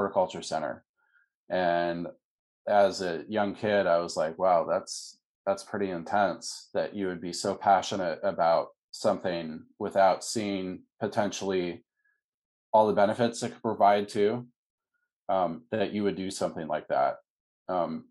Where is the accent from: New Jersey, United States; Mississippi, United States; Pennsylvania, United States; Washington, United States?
Washington, United States; Seattle; When I was a young kid, I grew up in Seattle, Washington